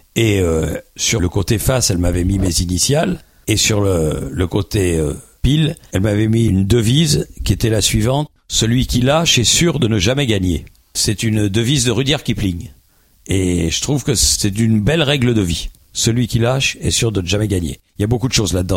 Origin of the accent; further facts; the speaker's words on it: Boulogne-Billancourt, Île-de-France, France; also born or lived in Paris; je suis né à Boulogne-Billancourt, juste à côté du Parc des Princes